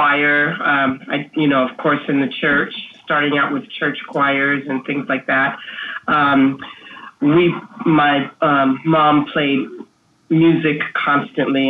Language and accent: English; California, United States; now in Seattle, United States; I'm born and raised. I did live abroad. I spent some years in California. So my childhood was spent mostly in California